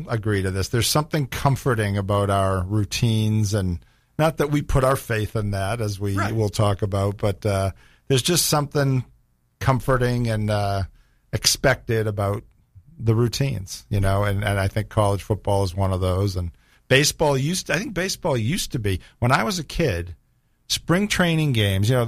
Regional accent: Boston, Massachusetts, United States; born or raised there; moved away; also born or lived in Florida

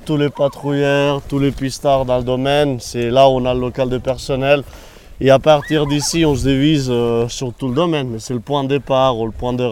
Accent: Occitania, France; accent: slightly Catalan; moi, je suis originaire des Pyrénées, une région qui s'appelle la Cerdagne. Euh, c'est la frontière avec l'Andorre, l'Espagne et la France. Et c'est pour ça cet accent euh, un peu catalan, on peut dire.

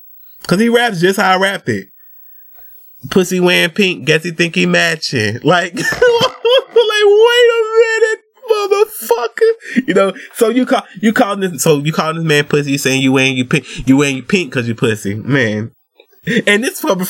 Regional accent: Georgia, United States; I'm from Georgia

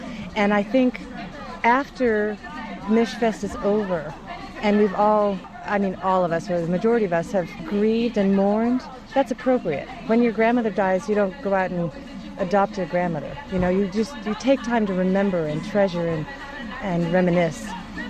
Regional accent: Syracuse, New York, United States; I'm from Syracuse.

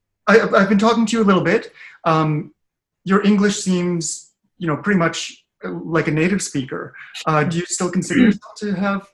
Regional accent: Canada; I grew up here in Canada

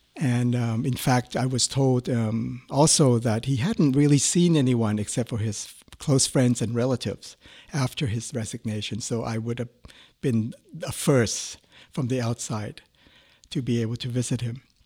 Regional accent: Thailand; moved away as an adult; I was a student from Thailand

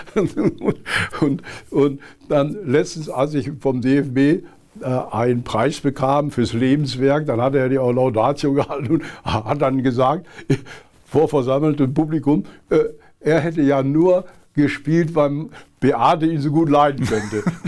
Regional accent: Essen, North Rhine-Westphalia, Germany; moved away as an adult; also born or lived in Berlin; Ich komme ja aus dem Ruhrgebiet

